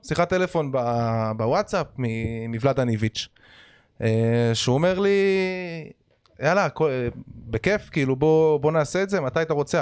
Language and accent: Hebrew; Holon, Tel Aviv District, Israel; born or raised there